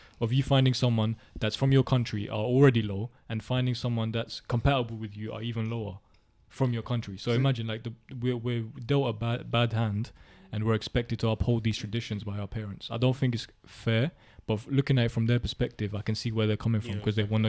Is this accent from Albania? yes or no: yes; Albania; now in London, United Kingdom; I'm from Albania